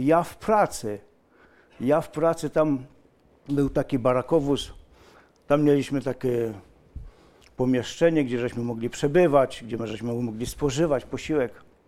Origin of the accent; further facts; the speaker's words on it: near Malbork, Pomeranian Voivodeship, Poland; moved away as an adult; now in Silesia, Poland; ja pochodzę spod Malborka. Spod Malborka. Przyjechałem czterdzieści pięć lat temu na Śląsk.